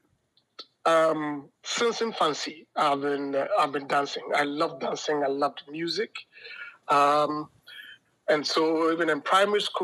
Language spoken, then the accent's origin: English; Ghana